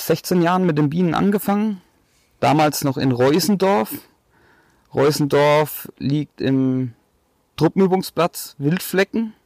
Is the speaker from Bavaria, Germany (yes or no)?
yes; Bad Neustadt an der Saale, Bavaria, Germany; now in Waldfenster, Germany; 32 Jahre alt, komme aus Bad Neustadt